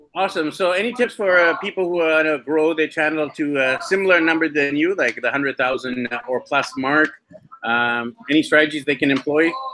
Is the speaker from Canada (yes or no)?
yes; Vancouver, British Columbia, Canada; my hometown of Vancouver, BC, Canada